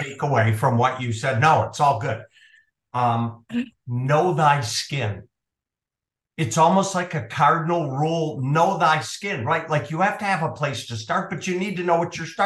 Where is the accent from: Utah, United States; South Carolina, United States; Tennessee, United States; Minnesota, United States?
Minnesota, United States; I grew up in Minnesota